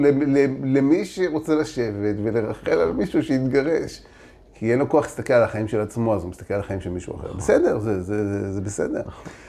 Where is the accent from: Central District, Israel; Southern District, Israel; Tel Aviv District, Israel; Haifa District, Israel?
Tel Aviv District, Israel; Holon; also born or lived in Jaffa; אני גדלתי ביפו וחולון